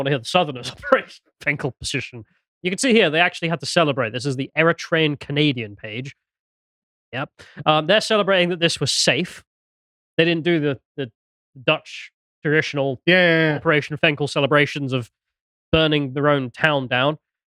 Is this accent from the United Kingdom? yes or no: yes; England, United Kingdom; we're English.